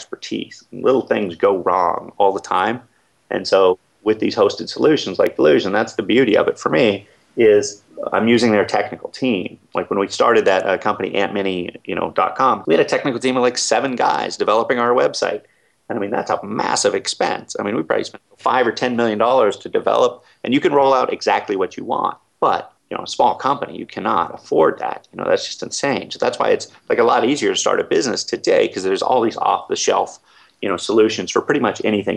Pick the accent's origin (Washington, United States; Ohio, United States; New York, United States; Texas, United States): Washington, United States; Seattle; moved away; I come from Seattle